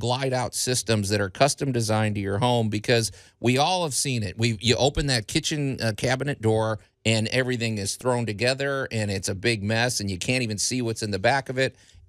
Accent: Chicago, Illinois, United States; now in Tennessee, United States; I grew up in Chicago.

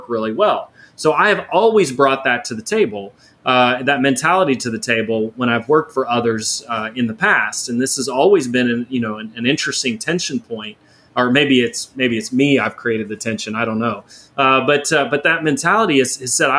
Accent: Houston, Texas, United States; growing up in Houston

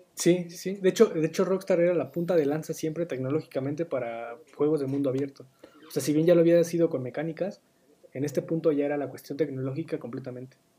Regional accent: Mexico; nosotros como mexicanos

